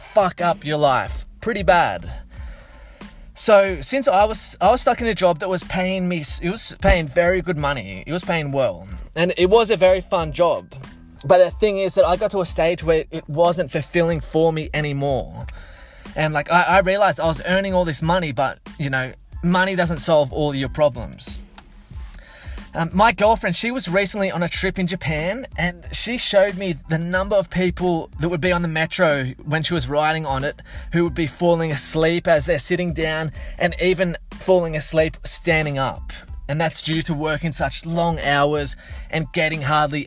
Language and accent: English; Blue Mountains, Sydney, New South Wales, Australia; growing up around the Blue Mountains in Sydney